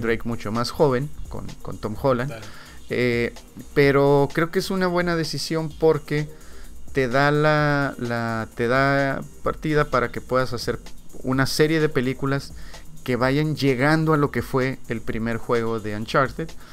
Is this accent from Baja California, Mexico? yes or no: yes; Ensenada, Baja California, Mexico; nosotros que somos de Ensenada